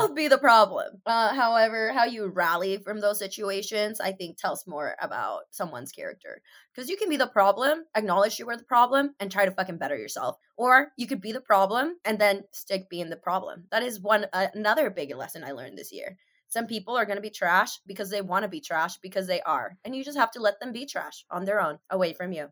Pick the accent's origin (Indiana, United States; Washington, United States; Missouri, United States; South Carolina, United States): Washington, United States; Seattle; growing up in Seattle